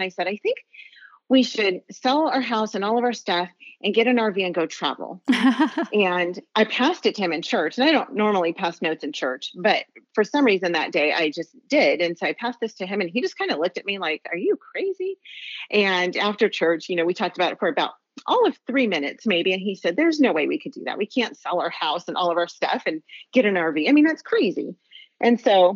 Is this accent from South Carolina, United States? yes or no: no; Los Angeles County, California, United States; moved away as an adult; We're from Los Angeles County